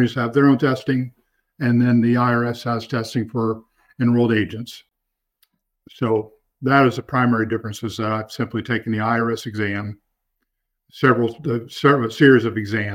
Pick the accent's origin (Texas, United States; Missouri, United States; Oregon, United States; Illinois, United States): Missouri, United States; Nevada; moved away as an adult; also born or lived in Joplin, Missouri; now in Northwest Arkansas, United States; Grew up on a farm near Nevada, Missouri.